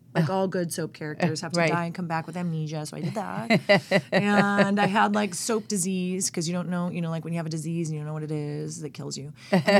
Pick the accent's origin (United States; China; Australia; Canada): United States; Norco, California; also born or lived in Long Beach; Well, I was born in Long Beach. Born in Long Beach, grew up in Norco, California.